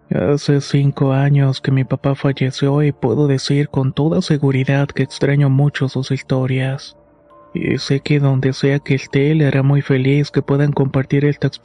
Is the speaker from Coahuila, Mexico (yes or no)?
yes; Monclova, Coahuila, Mexico; now in Saltillo, Mexico; Fui yo quien se tuvo que ir a vivir a Saltillo. Soy originario de Monclova, pero mi novia es de Saltillo. Así que decidí moverme para poder pasar más tiempo con ella.